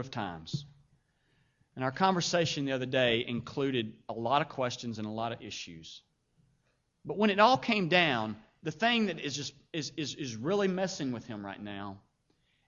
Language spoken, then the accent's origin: English; Paducah, Kentucky, United States; I grew up in Paducah.